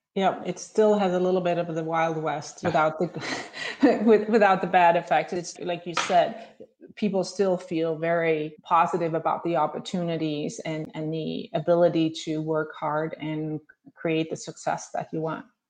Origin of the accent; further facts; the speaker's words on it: Denmark; moved away as an adult; also born or lived in Chicago; now in Scottsdale, United States; growing up in Denmark